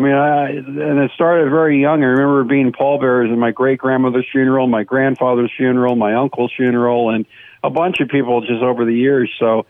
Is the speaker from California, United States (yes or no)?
yes; West Covina, California, United States; also born or lived in San Fernando Valley, Los Angeles; I grew up in West Covina, which is a suburb of L.A., and I went to Mount San Antonio College